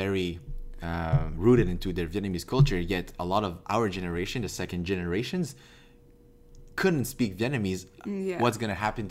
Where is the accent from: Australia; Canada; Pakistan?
Canada; Quebec; I'm from Quebec. I'm from Canada. I'm Canadian